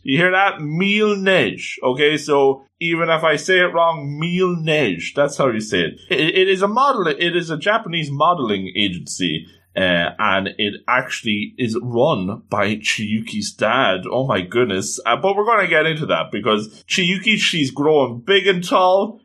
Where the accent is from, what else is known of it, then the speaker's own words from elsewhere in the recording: Ireland; as an Irishman